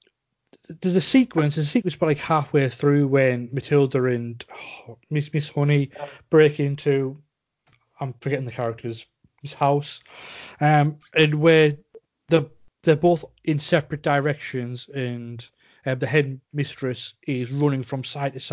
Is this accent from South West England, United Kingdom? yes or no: no; Cumbria, North West England, United Kingdom; we're both from Cumbria